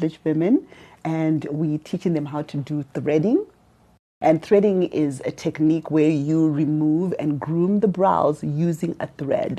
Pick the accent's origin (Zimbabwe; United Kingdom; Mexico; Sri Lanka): Zimbabwe; Harare; moved away as an adult; also born or lived in St. Louis, United States; now in Los Angeles, United States; I was born in Harare. And I lived in Tynwald South, Kutenwad, as everybody would call